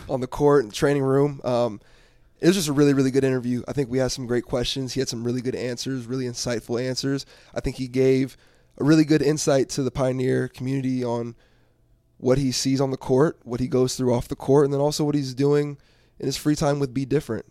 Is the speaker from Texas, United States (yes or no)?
yes; Dallas, Texas, United States; moved away as an adult; now in Denver, United States; I'm originally from Dallas, Texas